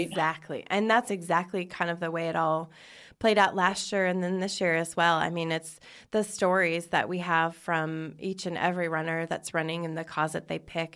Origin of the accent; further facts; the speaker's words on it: Spokane, Washington, United States; moved away; I grew up in Spokane, Washington